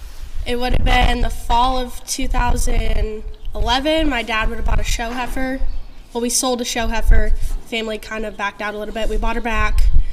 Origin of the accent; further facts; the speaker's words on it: just south of Tipton, eastern Iowa, United States; I grew up here over in eastern Iowa, just south of Tipton.